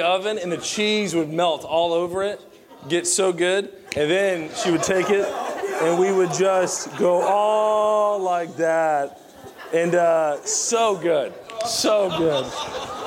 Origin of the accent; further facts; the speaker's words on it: Southern Virginia, United States; I grew up in Southern Virginia